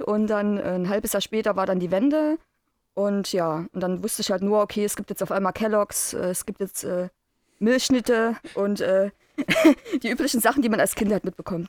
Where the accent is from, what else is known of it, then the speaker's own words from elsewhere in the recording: Chemnitz, Saxony, Germany; Ich bin am 7.12.82 geboren. Damals noch Karl-Marx-Stadt.